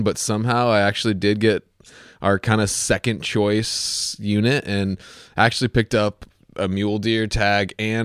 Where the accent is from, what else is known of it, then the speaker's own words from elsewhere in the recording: East Coast, United States; moved away; I'm coming from the East Coast, and like, you know, that was how I grew up